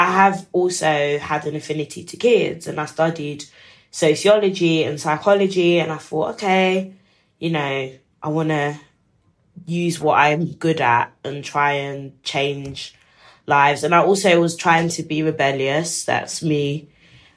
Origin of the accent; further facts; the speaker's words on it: London, United Kingdom; we're from East London